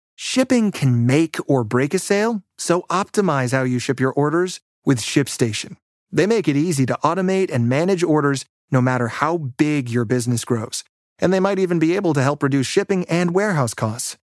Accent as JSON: {"language": "English", "town": "New York City", "region": "New York", "country": "United States", "tie": "born or raised there", "said": "I grew up in New York City. Um, I grew up on the Upper West Side of Manhattan"}